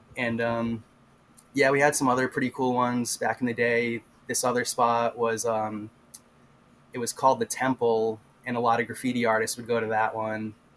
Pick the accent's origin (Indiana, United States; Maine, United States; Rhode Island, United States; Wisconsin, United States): Rhode Island, United States; I'm from Rhode Island